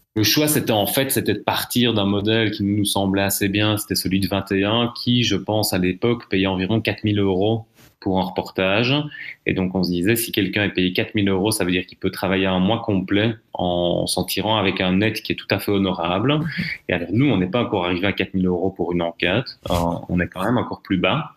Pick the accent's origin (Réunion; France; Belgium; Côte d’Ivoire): Belgium; chez nous, en Belgique